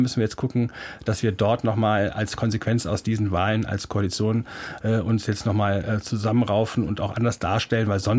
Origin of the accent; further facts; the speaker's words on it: Kassel, Hesse, Germany; das ist ja bei mir um die Ecke, ich komme aus Kassel.